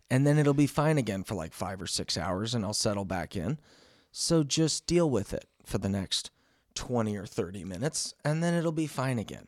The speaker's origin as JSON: {"language": "English", "region": "Missouri", "country": "United States", "said": "this little camping dude from Missouri"}